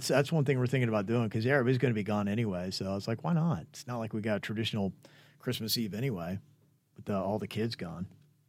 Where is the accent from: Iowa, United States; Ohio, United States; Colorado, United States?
Ohio, United States; I love growing up in Central Ohio, but I don't think we'll be going back.